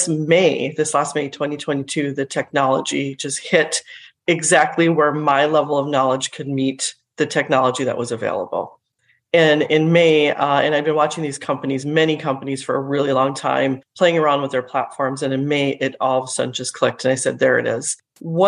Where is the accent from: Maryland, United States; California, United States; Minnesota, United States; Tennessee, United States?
Minnesota, United States; also born or lived in India; I was born in India, but grew up in Minnesota itself